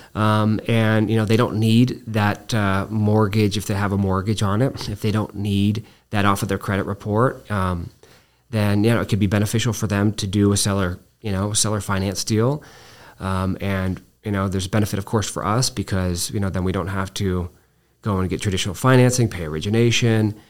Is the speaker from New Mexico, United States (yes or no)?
yes; Albuquerque, New Mexico, United States; I was born here in Albuquerque